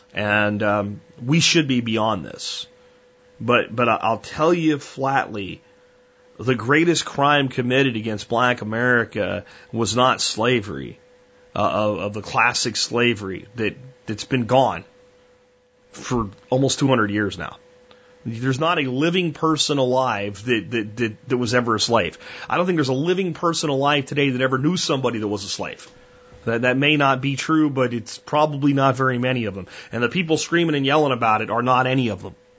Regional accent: United States; As an American

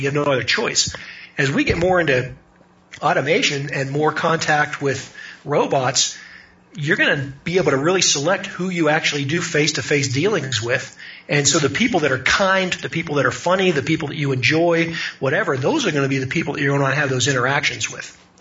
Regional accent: Pittsburgh, Pennsylvania, United States; I, I grew up in in Pittsburgh.

